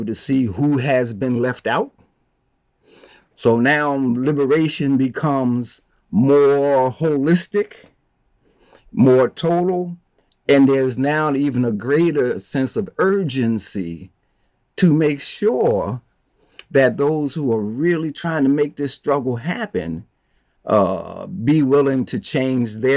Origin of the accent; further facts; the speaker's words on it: Plainfield, New Jersey, United States; I'm from Plainfield, New Jersey. Plainfield's a small town